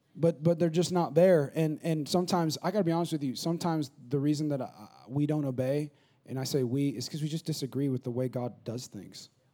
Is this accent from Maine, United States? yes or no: no; California, United States; moved away as an adult; now in San Antonio, United States; my hometown in California, which I know I'm from California